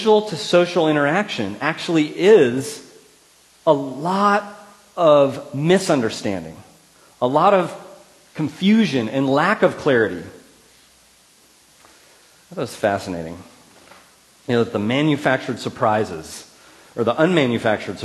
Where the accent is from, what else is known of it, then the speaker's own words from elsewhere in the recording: Ripon, California, United States; my hometown